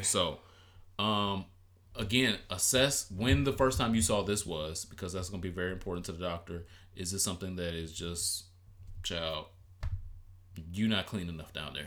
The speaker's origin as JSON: {"language": "English", "town": "Detroit", "region": "Michigan", "country": "United States", "said": "I'm from Detroit."}